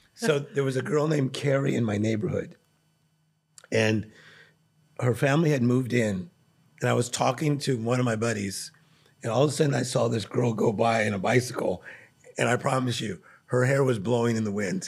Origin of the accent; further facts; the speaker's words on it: Compton, California, United States; I was born in Compton, California